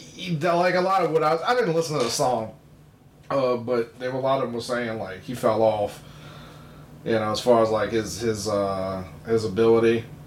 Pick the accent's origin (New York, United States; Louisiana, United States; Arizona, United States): Louisiana, United States; New Orleans; I grew up on the West Bank